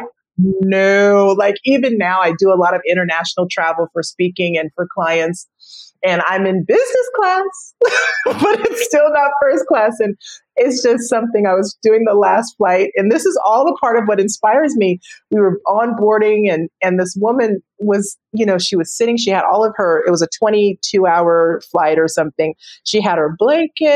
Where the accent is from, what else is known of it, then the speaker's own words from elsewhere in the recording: United States; I love being an American. I love living in the US